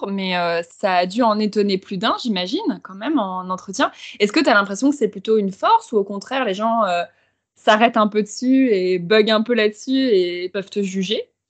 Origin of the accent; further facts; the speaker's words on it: Valence, Auvergne-Rhône-Alpes, France; moved away as an adult; also born or lived in Taiwan / Vietnam / China; now in Paris, France; à la base, je suis originaire de Valence dans la Drôme, qui est dans le sud de la France pour ceux qui ne connaissent pas.